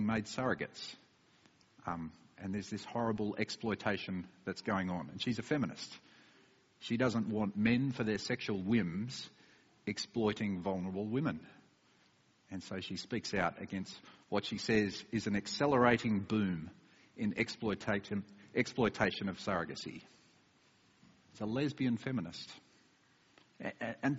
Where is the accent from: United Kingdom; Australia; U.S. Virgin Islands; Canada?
Australia; moved away; my home country of Australia